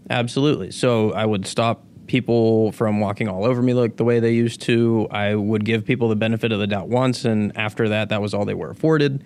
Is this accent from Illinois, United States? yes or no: no; Pittsburgh, Pennsylvania, United States; born or raised there; also born or lived in Venezuela / Florida